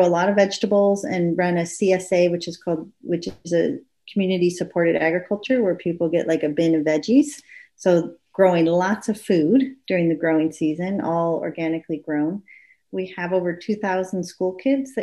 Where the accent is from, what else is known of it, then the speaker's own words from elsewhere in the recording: Arizona, United States; moved away as an adult; also born or lived in Orcas Island, Washington; now in Canada; my childhood experience of being out in creation a lot, both in my home state of Arizona